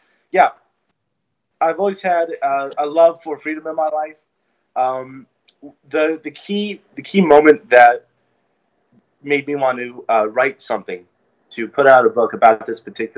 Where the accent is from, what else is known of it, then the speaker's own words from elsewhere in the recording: California, United States; I grew up in California